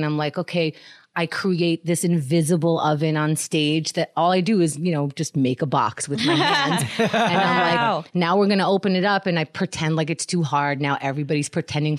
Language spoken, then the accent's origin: English; New York, United States; I grew up in New York